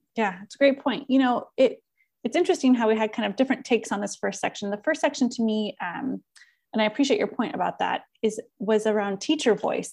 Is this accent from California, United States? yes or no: yes; Southern California, United States; accent: Californian; moved away as an adult; also born or lived in Iowa; I live in my little world bubble of being from Southern California